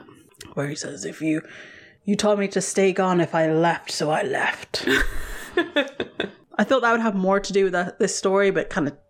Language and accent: English; England, United Kingdom; this is a completely foreign concept to us as English kids.